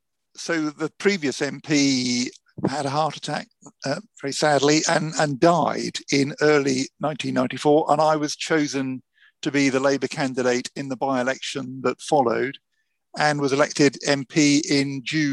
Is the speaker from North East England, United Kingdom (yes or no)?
no; Hampshire, South East England, United Kingdom; moved away as an adult; also born or lived in East London; Well, I'm not from a Christian family. I grew up in Hampshire, became a Christian as a teenager through attending a Crusaders Bible class.